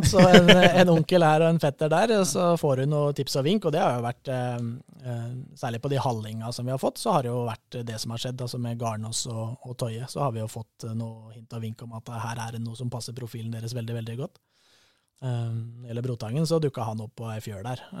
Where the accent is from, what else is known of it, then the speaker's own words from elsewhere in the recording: Fagernes, Innlandet, Norway; Fagernes i vakre, varierte Valdres.